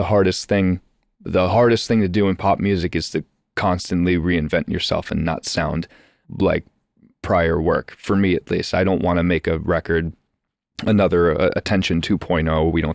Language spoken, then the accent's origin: English; United States